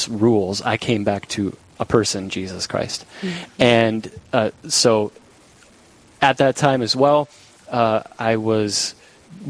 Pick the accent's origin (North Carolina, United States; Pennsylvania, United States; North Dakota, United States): North Dakota, United States; Minot; moved away; I'm from Minot. Yep. And my parents are still there in Minot